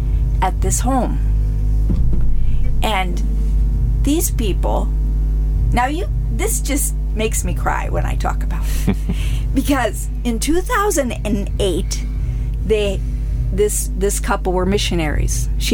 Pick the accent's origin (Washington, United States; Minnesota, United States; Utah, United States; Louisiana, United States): Washington, United States; Darrington; moved away as an adult; now in Uganda; I wanted to kind of live in my hometown, you know, Darrington